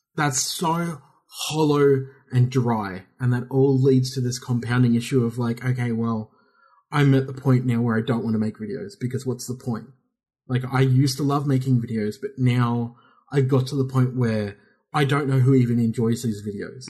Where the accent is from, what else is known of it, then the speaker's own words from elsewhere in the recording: Australia; we're Australian